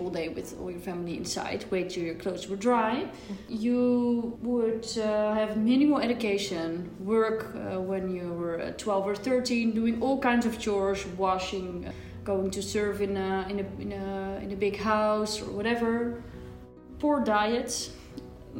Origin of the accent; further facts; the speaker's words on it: Leiden, South Holland, Netherlands; I am from the Netherlands, from around Leiden